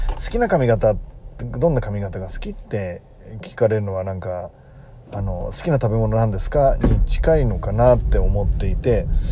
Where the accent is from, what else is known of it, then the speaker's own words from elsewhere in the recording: Tokyo, Japan; 大泉学園っていうとこなんですけど僕の出身